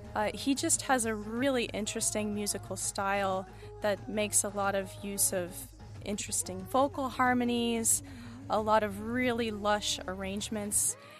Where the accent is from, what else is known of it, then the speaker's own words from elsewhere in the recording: United States; I am an American composer of choral, vocal, and chamber music